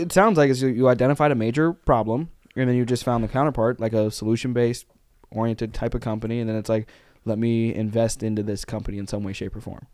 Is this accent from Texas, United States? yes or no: no; Arkansas, United States; we grew up in Arkansas